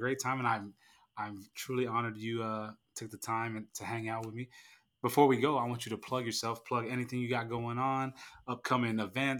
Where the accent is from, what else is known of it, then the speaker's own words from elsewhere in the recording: California, United States; now in Florida, United States; I'm from California, but I'm a Floridian.